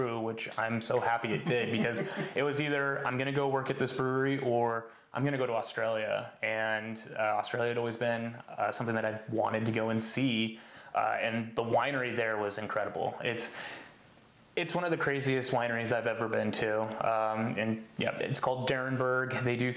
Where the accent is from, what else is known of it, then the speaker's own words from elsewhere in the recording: Oregon, United States; also born or lived in Washington; I grew up part time in Oregon and part time in Washington.